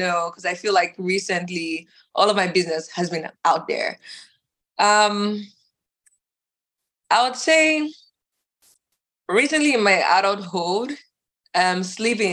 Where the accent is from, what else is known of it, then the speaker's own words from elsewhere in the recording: Nigeria; moved away; also born or lived in Dallas, Texas; my whole family is, we're Nigerian